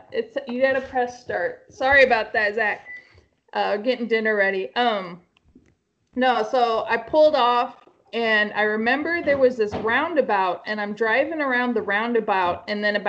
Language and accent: English; Utah, United States; I'm from Utah